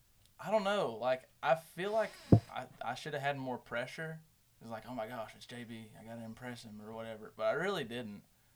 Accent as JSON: {"language": "English", "town": "Prosper", "region": "Texas", "country": "United States", "said": "I'm from Prosper."}